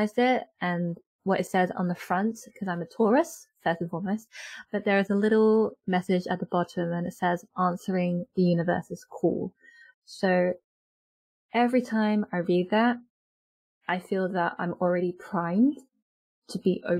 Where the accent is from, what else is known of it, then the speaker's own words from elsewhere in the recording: United Kingdom; I am British born Chinese, and in my family when I was growing up